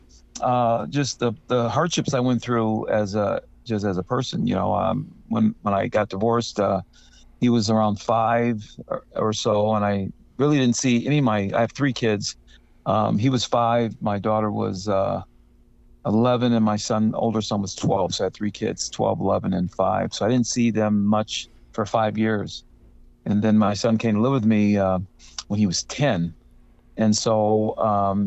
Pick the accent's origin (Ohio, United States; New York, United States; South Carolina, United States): Ohio, United States; Cleveland; now in California, United States; I'm from Cleveland